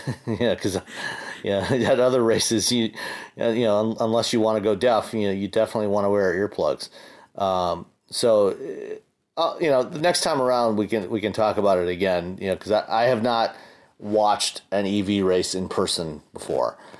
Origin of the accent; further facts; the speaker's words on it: Hamilton, Ontario, Canada; my hometown of Hamilton, Ontario